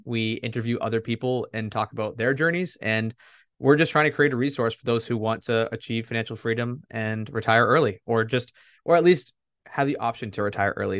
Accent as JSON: {"language": "English", "region": "Massachusetts", "country": "United States", "said": "I'm from Massachusetts."}